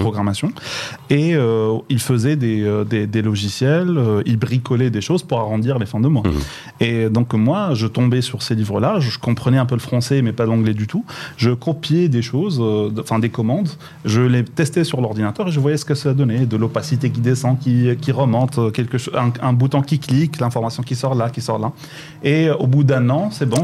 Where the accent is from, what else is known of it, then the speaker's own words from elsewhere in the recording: Boujdour, Laâyoune-Sakia El Hamra, Morocco; moved away; also born or lived in Meknes; j'ai grandi à Bousdol, c'est donc la fin du Maroc